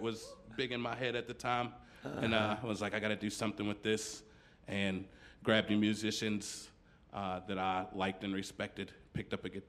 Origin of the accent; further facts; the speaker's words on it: Paris, Kentucky, United States; Bourbon County kid. I'm from Paris.